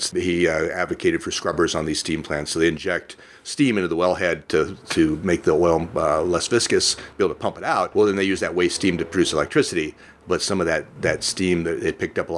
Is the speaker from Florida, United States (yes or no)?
no; California, United States; moved away as an adult; also born or lived in La Mirada, California / Bakersfield, California / Fresno, California; now in Medford, United States; I was born in Southern California. Uh, where? Uh, uh, La Mirada is where I lived when I was born. Went to grade school down there. Uh, went to high school in Bakersfield. College in Fresno. I just kind of kept moving north uh, and uh, ended up here.